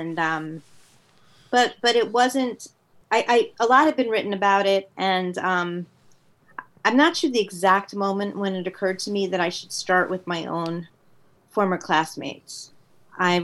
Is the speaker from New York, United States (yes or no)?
yes; Westchester, New York, United States; also born or lived in Queens, New York; I went to school in Westchester, New York